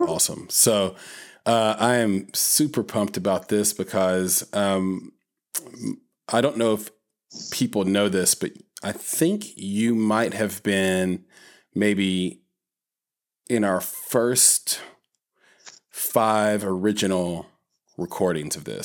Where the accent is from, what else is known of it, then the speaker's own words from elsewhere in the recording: Nashville, Tennessee, United States; growing up in Nashville in the nineties